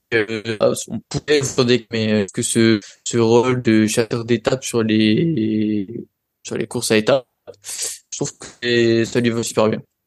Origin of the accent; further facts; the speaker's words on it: France; on est français